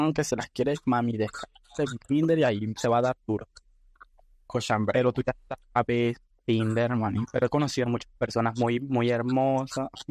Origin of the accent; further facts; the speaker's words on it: Nicaragua; also born or lived in Panama; now in Spain; soy de Nicaragua, pero viví en Panamá creo que 6 años, creo 5. Y ahora actualmente estoy viviendo en España